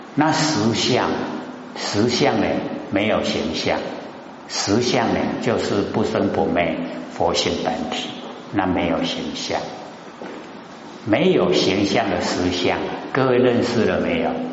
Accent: Taiwan; 我们台湾话讲的是最好了，叫做过身

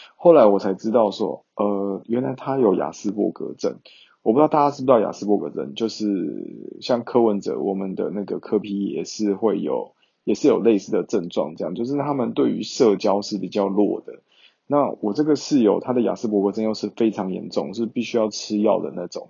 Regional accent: Taiwan; moved away; 整个班级就只有我是台湾人

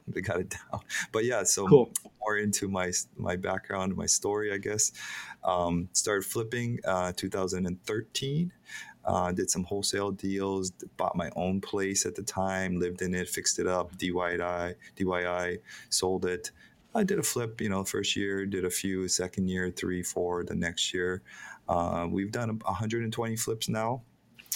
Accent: Hilo, Hawaii, United States; I'm born and raised in Hawaii. I was born on a pot farm in Hilo

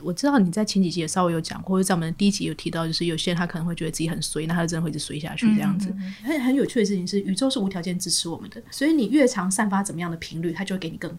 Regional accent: Taiwan; accent: Taiwanese Mandarin; OK，好，我刚刚讲台湾国语了哈。

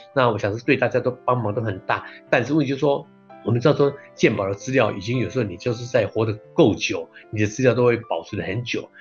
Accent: Taiwan; 我们台湾人

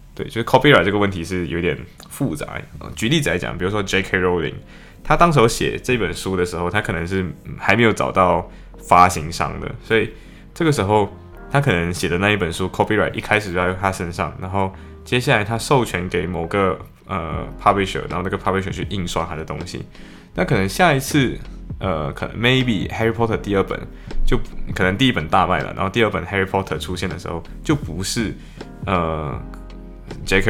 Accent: Malaysia; moved away as an adult; now in Liverpool, United Kingdom; 我们马来西亚人的语境

